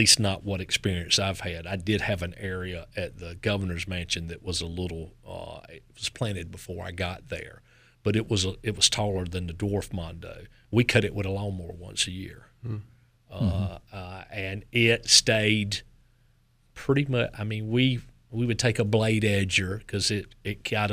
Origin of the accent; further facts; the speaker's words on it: Knightdale, North Carolina, United States; accent: Southern; Eastern Wake County all my life outside of Knightdale.